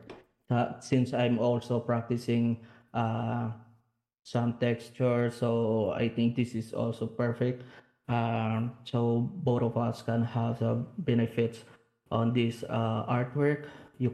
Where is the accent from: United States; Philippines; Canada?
Philippines; Bacolod, Negros Island Region; Bacolod City, which is my hometown